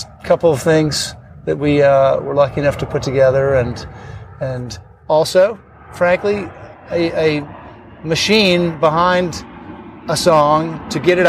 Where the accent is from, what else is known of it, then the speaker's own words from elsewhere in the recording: Northern Illinois, United States; I grew up in Northern Illinois